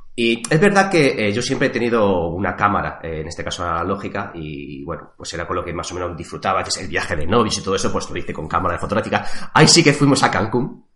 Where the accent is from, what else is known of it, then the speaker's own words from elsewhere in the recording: Madrid, Community of Madrid, Spain; now in Toledo, Spain; también nací en Madrid, aunque actualmente resido, vivo aquí en, Toledo